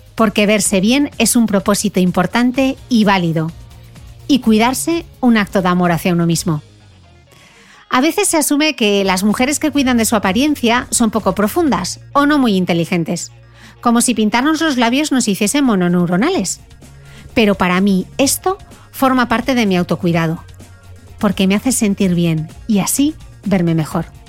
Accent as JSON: {"language": "Spanish", "country": "Spain", "moved": "yes", "lives_now": "Dubai, United Arab Emirates", "said": "con mi corazón en España. Se ha declarado el estado de alarma en mi país"}